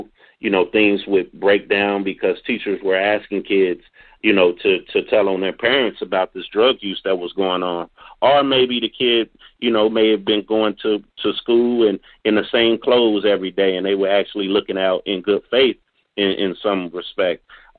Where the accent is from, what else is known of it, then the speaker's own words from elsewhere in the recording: Louisville, Kentucky, United States; also born or lived in Oakland, California; I'm originally from Oakland, California. I'm raised in Louisville, Kentucky. I was fortunate to be raised in a two-parent home.